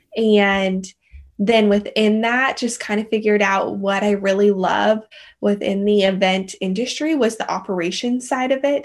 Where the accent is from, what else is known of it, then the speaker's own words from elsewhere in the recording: Colorado, United States; moved away as an adult; now in Austin, United States; loved growing up in Colorado, and grew up in a, the mountain town